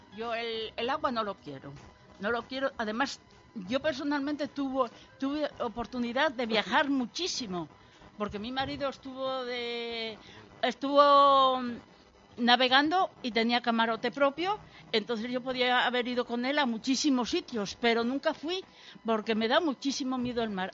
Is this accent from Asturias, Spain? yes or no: no; Santillana del Mar, Cantabria, Spain; moved away as an adult; now in Gijón, Spain; soy de Santillana del Mar